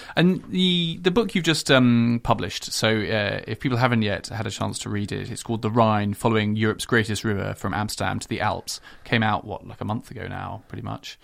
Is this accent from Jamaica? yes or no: no; United Kingdom; now in Netherlands; as British people